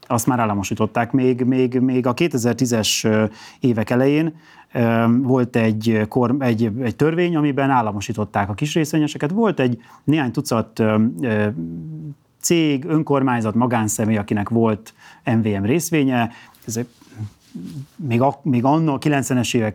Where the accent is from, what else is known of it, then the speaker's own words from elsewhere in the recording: Kisvárda, Szabolcs-Szatmár-Bereg, Hungary; born there; földiek vagyunk a, a Miklóssal, én is Kisvárdán születtem